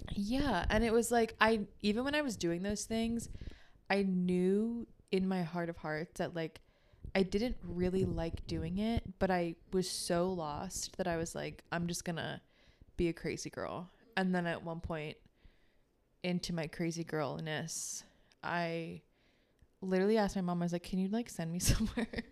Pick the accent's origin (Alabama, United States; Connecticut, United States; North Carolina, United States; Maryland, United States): Maryland, United States; Baltimore; I grew up in Baltimore, the suburbs